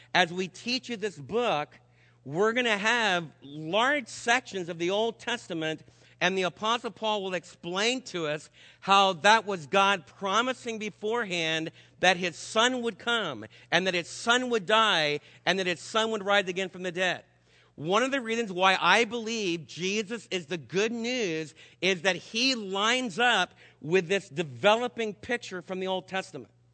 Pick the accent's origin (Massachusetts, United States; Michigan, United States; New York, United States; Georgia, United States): New York, United States; New York City; New York City, my hometown